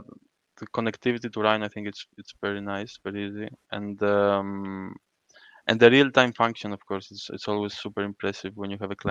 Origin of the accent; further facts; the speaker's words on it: Crete, Greece; I grew up in Creta